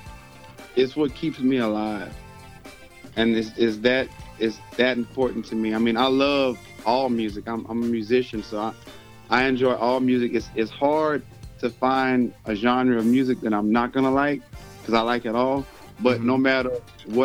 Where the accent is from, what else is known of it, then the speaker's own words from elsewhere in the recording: Houston, Texas, United States; when I was growing up in Houston